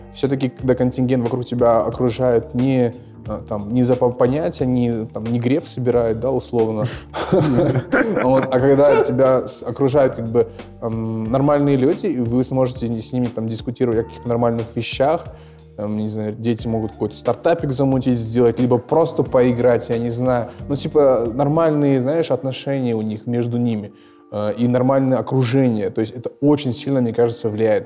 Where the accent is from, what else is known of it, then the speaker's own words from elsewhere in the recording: Almaty, Kazakhstan; Я вырос в, э, в Оксае, и этим очень сильно горжусь